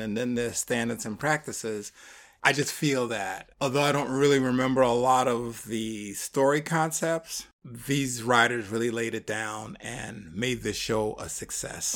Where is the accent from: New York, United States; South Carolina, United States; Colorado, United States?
New York, United States; growing up in New York